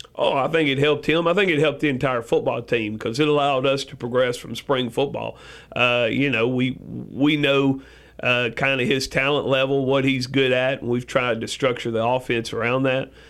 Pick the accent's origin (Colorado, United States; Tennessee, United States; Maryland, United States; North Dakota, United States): Tennessee, United States; West; moved away as an adult; also born or lived in Cleveland, Tennessee; now in Rutherford County, Tennessee, United States; I grew up in West Tennessee, played football over there.